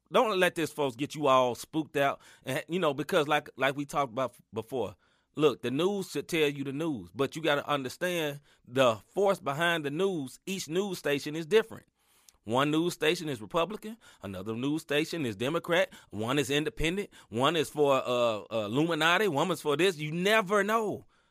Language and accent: English; Chicago, Illinois, United States; I'm from Chicago